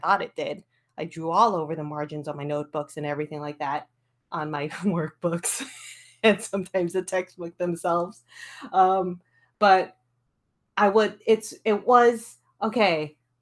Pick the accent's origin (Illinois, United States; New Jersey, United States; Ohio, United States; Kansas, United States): Illinois, United States; Skokie; I'm born and raised Skokie, Illinois, a suburb